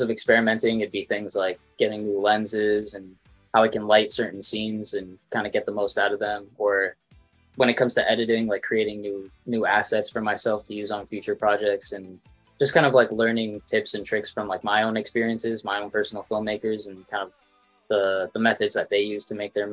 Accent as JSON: {"language": "English", "town": "Toronto", "region": "Ontario", "country": "Canada", "said": "I'm a filmmaker from Toronto, Canada"}